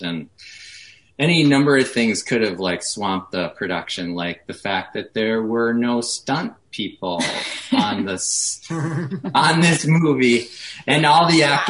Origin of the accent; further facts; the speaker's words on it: Minnesota, United States; we're from Minnesota, so we know when to shoot movies in Minnesota